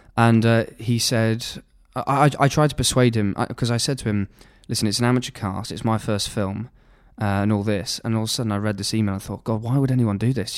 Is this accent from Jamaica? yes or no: no; Nottingham, East Midlands, United Kingdom; I was brought up in Nottingham